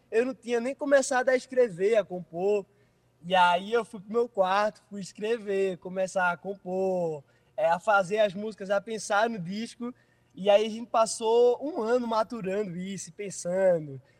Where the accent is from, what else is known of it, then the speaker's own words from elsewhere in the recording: Recife, Pernambuco, Brazil; born there; Eu nasci no Nordeste, sou recifense, e, e nosso Nordeste assim é muito especial para mim.